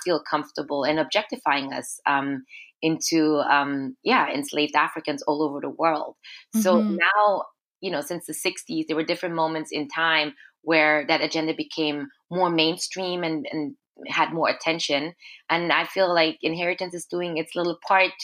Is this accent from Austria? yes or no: yes; Austria; moved away as an adult; now in Montreal, Canada; So I grew up in Austria as a Black girl, as an Afro-Austrian girl